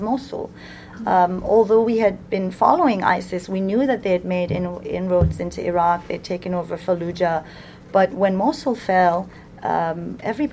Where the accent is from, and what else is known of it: United States